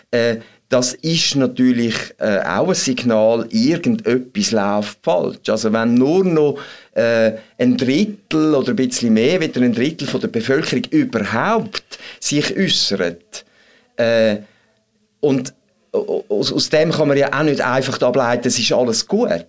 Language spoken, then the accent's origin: German; Switzerland; Aber da haben wir natürlich durchaus auch ein Problem bei uns in der Schweiz, wo sich so demokratisch versteht